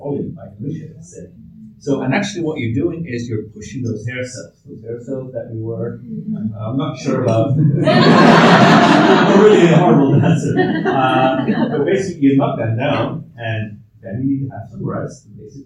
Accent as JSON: {"language": "English", "country": "Belgium", "moved": "yes", "lives_now": "Ireland", "said": "I'm originally from Belgium"}